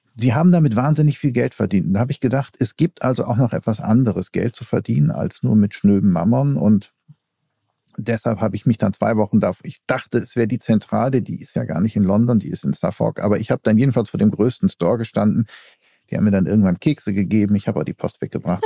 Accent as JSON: {"language": "German", "town": "Essen", "region": "North Rhine-Westphalia", "country": "Germany", "tie": "born or raised there", "also_born_or_lived": "Denmark", "moved": "yes", "lives_now": "Berlin, Germany", "said": "ich bin ja auch in Essen groß geworden und das ist ja Ruhrgebiet"}